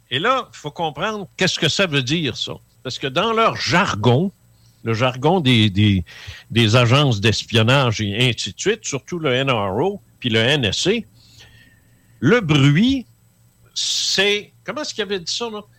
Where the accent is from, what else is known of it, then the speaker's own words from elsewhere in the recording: Quebec City, Quebec, Canada; je viens de là, je viens de Québec, moi.